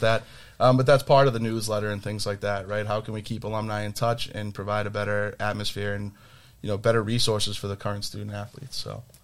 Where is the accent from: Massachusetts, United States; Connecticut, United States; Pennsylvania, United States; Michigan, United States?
Massachusetts, United States; Milton; Duff and I grew up in Milton together.